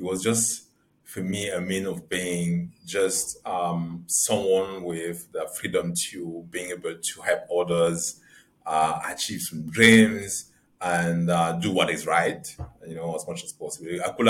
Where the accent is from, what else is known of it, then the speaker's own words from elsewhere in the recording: Yaoundé, Centre, Cameroon; English is a second language; I was moving a lot around Cameroon, but I think I spent the majority of my life growing up in Yaoundé. Yaoundé is the capital city of Cameroon.